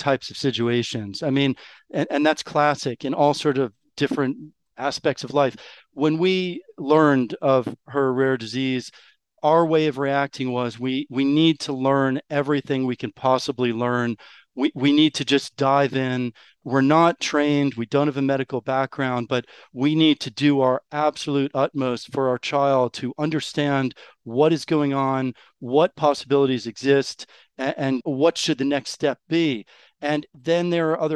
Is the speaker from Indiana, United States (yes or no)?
no; New York, United States; first language English; moved away as an adult; now in France; I'm actually American. I was born and raised in New York. And so English is my first language